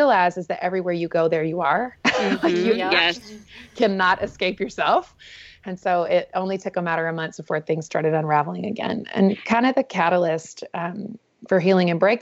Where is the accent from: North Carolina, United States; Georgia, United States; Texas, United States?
North Carolina, United States; I was born and raised in the Southeast in North Carolina in a beautiful small town.